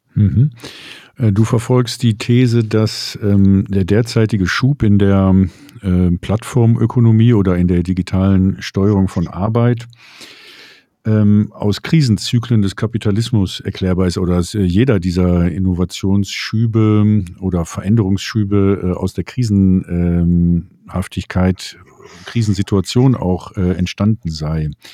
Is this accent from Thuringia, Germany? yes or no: no; Berlin, Germany; als, Berliner